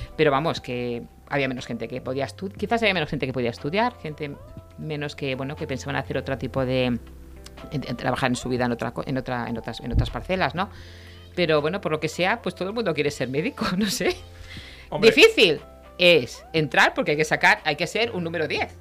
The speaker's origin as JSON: {"language": "Spanish", "town": "Reus", "region": "Catalonia", "country": "Spain", "tie": "born or raised there", "said": "yo soy de Reus, ¿Sí? Eh, eh estudié, siempre he estado en Reus"}